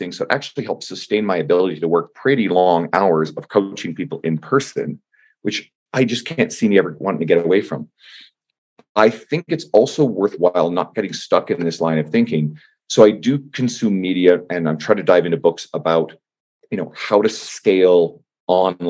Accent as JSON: {"language": "English", "town": "St. John's", "region": "Newfoundland and Labrador", "country": "Canada", "said": "I'm from St. John's, Newfoundland"}